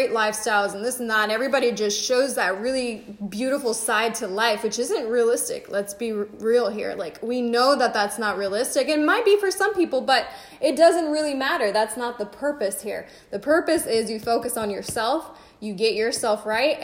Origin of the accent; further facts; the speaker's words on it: Riverside, California, United States; Our home base is Riverside